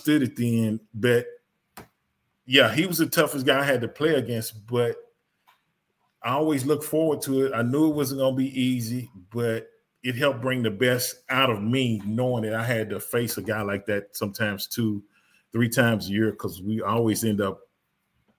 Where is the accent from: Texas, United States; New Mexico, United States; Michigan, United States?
Texas, United States; Dallas; I grew up in Dallas, a Cowboy fan